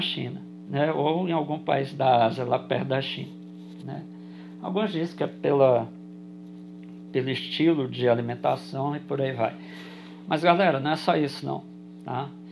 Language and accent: Portuguese; Brasília, Federal District, Brazil; eu sou de Brasília